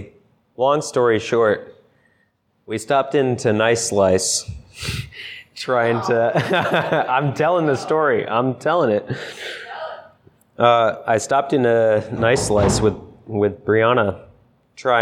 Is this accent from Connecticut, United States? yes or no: yes; Connecticut, United States; now in Rhode Island, United States; I was spoiled growing up in Connecticut